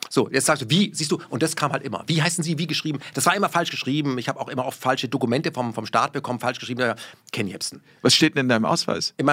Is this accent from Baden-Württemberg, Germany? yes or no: yes; Baden-Württemberg, Germany; born or raised there; first language German; moved away; also born or lived in Krefeld / Berlin